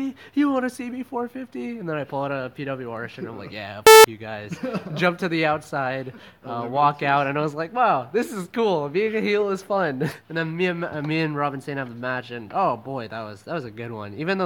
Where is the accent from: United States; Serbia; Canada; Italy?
Canada; now in Philippines; I'm just a Canadian boy out here in the Philippines